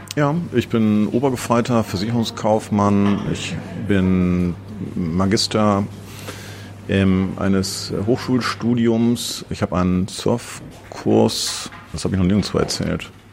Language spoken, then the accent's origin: German; Osnabrück, Lower Saxony, Germany; also born or lived in Vienna; now in Berlin, Germany; Ich komme aus ähm, einer kleinen Stadt in Westdeutschland, Osnabrück.